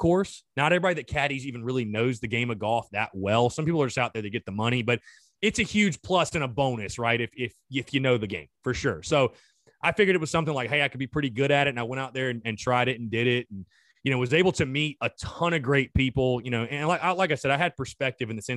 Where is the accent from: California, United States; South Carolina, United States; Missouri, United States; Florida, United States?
South Carolina, United States; North Augusta; I'm from like the golf mecca, basically, North Augusta, South Carolina, right by Augusta, Georgia.